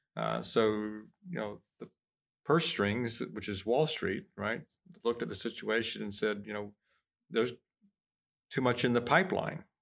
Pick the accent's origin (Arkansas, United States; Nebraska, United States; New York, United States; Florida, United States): Florida, United States; moved away; I'm from Florida